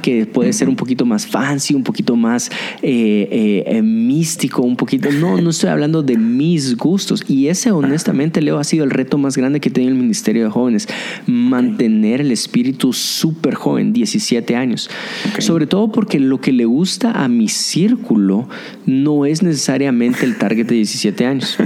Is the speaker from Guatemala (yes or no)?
yes; Guatemala; mi gente guatemalteca